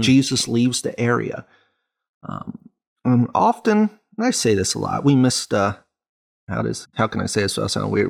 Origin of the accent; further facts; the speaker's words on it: United States; as an American